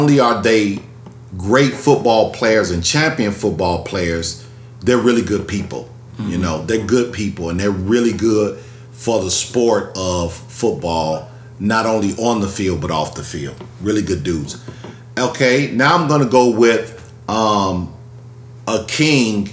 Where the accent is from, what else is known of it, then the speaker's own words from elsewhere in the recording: Chicago, Illinois, United States; we're from Chicago